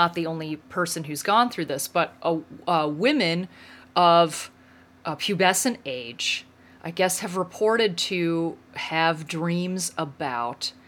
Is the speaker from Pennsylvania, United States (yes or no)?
yes; Western Pennsylvania, United States; I grew up in Western Pennsylvania